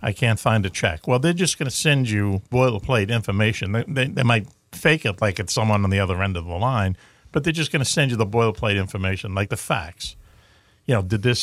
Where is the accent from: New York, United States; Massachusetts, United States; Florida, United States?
Massachusetts, United States; Boston; accent: Boston; my Boston accent